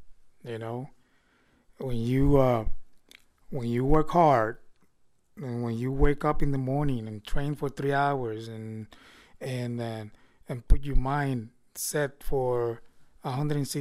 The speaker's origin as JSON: {"language": "English", "town": "Vega Baja", "country": "Puerto Rico", "tie": "born or raised there", "said": "growing up when a child from my hometown in Vega Baja"}